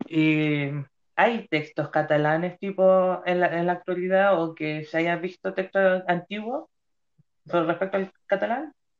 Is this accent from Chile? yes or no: yes; Chile; en mi país Chile